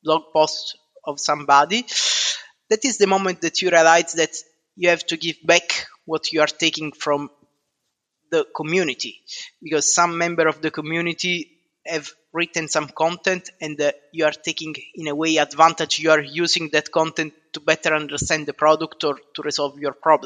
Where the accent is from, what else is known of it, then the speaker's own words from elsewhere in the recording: Southern Italy, Italy; moved away as an adult; now in United Kingdom; I'm originally from South Italy, and I moved to the UK 13 years ago